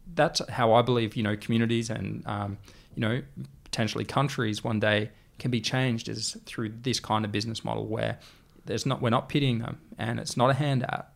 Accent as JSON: {"language": "English", "country": "Australia", "said": "the way we communicate as an Australian"}